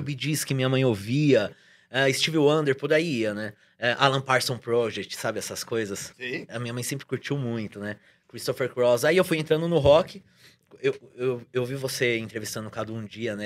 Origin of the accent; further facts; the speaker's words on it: São Paulo, Brazil; Eu venho da Casa Verde